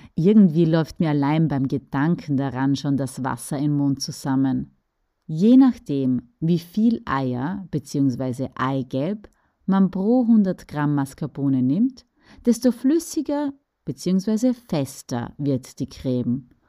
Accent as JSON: {"language": "German", "region": "Styria", "country": "Austria", "said": "bei uns in der Steiermark"}